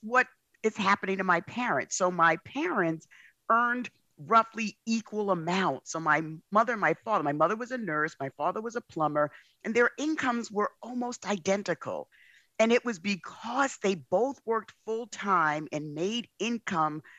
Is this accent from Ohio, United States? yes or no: no; New York City, New York, United States; I grew up in the South Bronx.